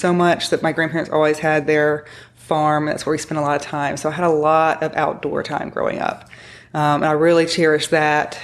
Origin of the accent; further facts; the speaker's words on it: Tennessee, United States; also born or lived in Kentucky; I grew up in Tennessee with a short stint in Kentucky